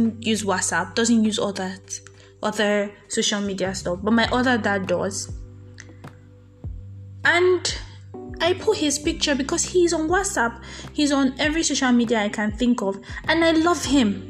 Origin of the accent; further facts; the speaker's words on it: Nigeria; I'm a Nigerian